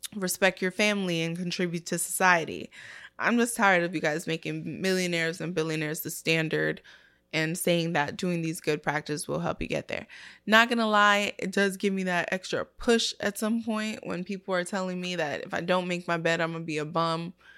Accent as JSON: {"language": "English", "town": "New York City", "region": "New York", "country": "United States", "tie": "born or raised there", "also_born_or_lived": "Brooklyn", "said": "I grew up in the Bronx and I grew up in Brooklyn."}